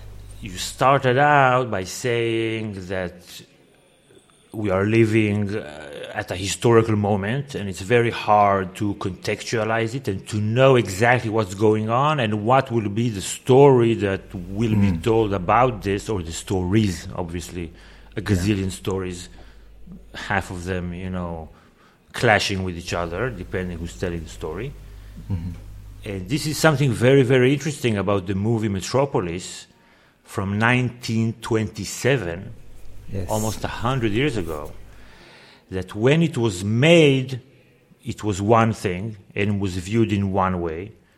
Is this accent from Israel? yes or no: yes; Israel; And I feel that the more I am away from Israel, the larger the gap becomes between my experience and your experience. And I feel that were I to go back tomorrow, it's a different country than it was before.